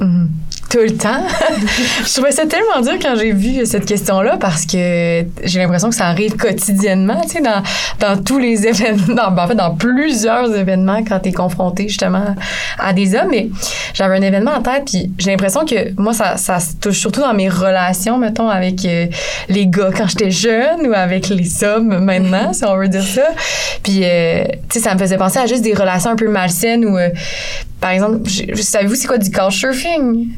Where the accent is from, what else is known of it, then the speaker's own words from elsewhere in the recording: Saguenay, Quebec, Canada; je viens de Saguenay